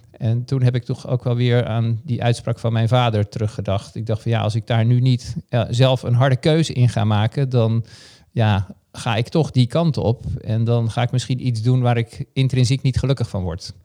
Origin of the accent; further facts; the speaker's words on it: Haarlem, North Holland, Netherlands; heb eigenlijk in mijn jeugd ongelooflijk veel gesport. Ik kwam uit Haarlem